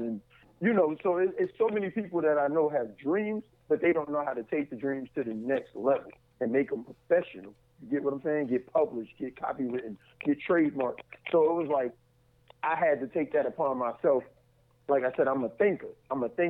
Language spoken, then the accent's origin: English; New York, United States; now in Atlanta, United States; I'm originally from New York, and now I live in Atlanta, Georgia.